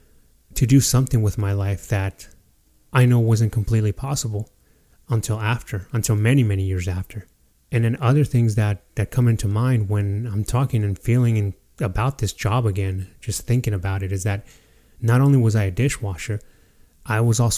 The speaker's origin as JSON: {"language": "English", "town": "Fernley", "region": "Nevada", "country": "United States", "tie": "born or raised there", "said": "my hometown, the small town of Fernley, Nevada"}